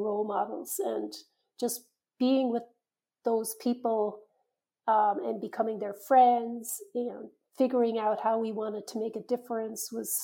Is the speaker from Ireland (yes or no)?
yes; Ireland; moved away; When I was growing up in Ireland, I think it was very much a culture where you did what you were told